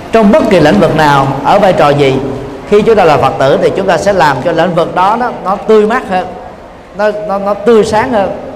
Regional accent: Vietnam; mình là người Việt Nam

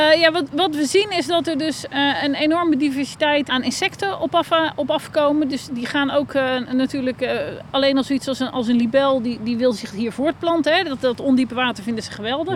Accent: Netherlands

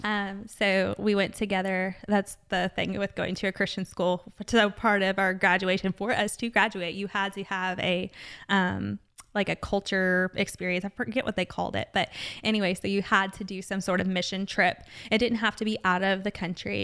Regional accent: Jessamine County, Kentucky, United States; I'm from Jessamine County

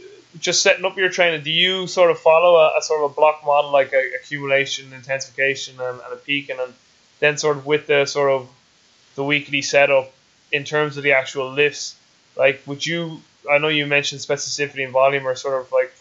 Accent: Ireland; I'm Irish

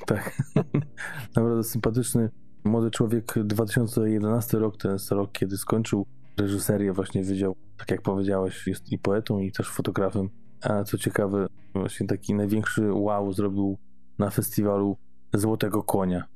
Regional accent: Gdańsk, Pomeranian Voivodeship, Poland; niedaleko miejsca, gdzie mieszkam, skąd pochodzę w Gdańsku

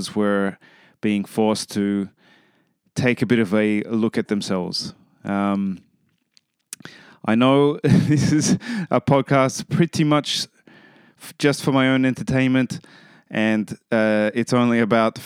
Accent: Australia; I'm from Australia

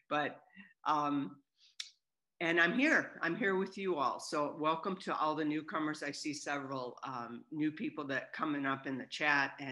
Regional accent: Southern California, United States; I'm from Southern California

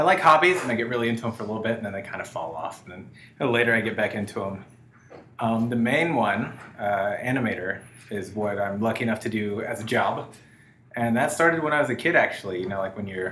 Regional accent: Kentucky, United States; I'm from Kentucky

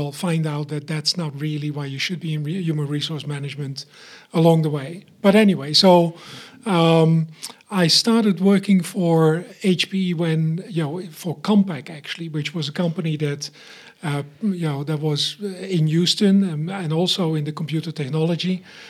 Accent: Eindhoven, North Brabant, Netherlands; moved away as an adult; also born or lived in Munich, Germany; So, I was born in the Netherlands, in Eindhoven, so around Philipstown is what we called it there, the town of lights for the Netherlands.

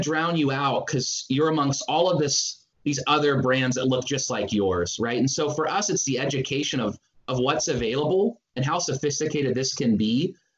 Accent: Northern California, United States; moved away as an adult; now in Seattle, United States; I'm from Northern California

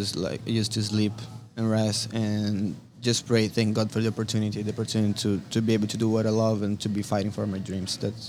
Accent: Bahia, Brazil; moved away; I'm originally from Brazil. Came from Brazil here.

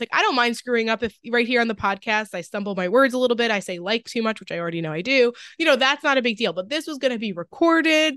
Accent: Long Island, New York, United States; now in Westchester, United States; I grew up on Long Island, but I just moved to, like, Lower Westchester

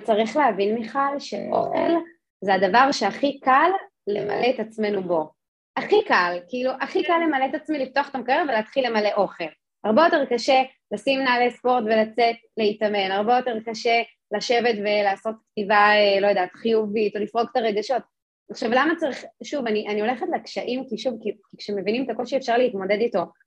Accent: Jerusalem, Jerusalem District, Israel; אני גדלתי בירושלים

